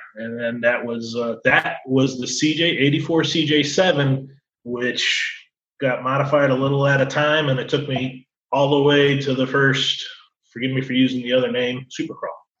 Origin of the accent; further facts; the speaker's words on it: Colchester, Connecticut, United States; moved away as an adult; now in Florida, United States; I grew up in Connecticut, a little town called Colchester, 20 miles from everywhere